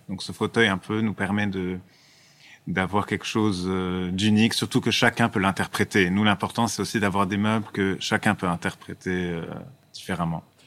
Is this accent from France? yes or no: no; Lebanon; en tant que Libanais